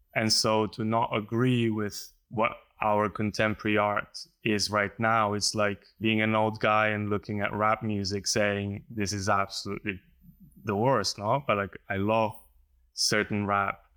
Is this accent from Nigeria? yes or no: no; Slovenia; I come from Slovenia